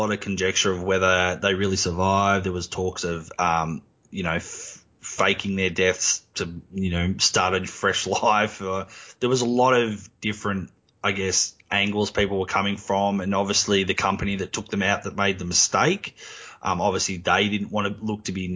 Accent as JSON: {"language": "English", "country": "Australia", "said": "I'm Australian and I'm from the country where it happened."}